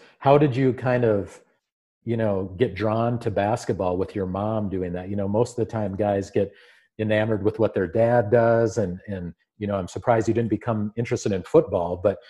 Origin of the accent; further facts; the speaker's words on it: Aitkin, Minnesota, United States; So I'm a small town guy as well. I'm from Aiken, Minnesota. It's when I was growing up there, it was about 1700. Now it's about 2000.